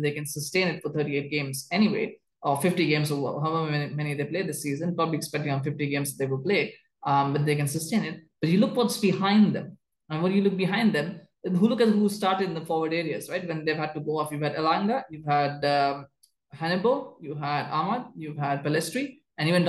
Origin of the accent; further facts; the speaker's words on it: Canada; as a Canadian